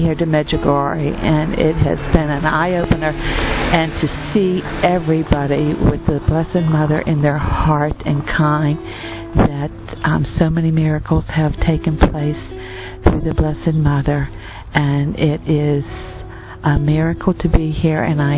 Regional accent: Pittsburgh, Pennsylvania, United States; I am in Medjugorje, and I am from the United States, Pittsburgh, Pennsylvania

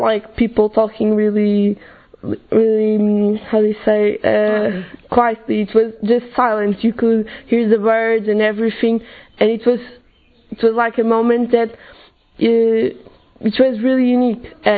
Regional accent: Portugal; I'm 17 and I'm from Portugal.

